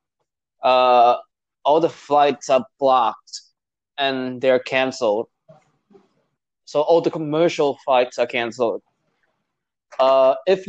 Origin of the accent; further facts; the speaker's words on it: Vietnam; now in United States; I'm from Vietnam.